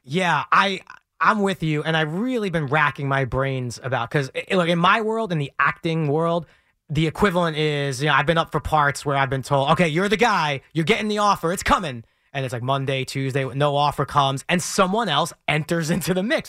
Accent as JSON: {"language": "English", "town": "New York City", "region": "New York", "country": "United States", "tie": "born or raised there", "said": "I grew up in Brooklyn, just outside of Bensonhurst"}